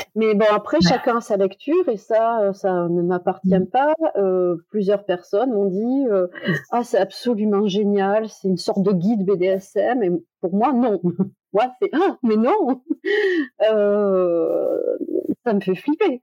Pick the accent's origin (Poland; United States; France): France; Toulouse, Occitania; je suis de Toulouse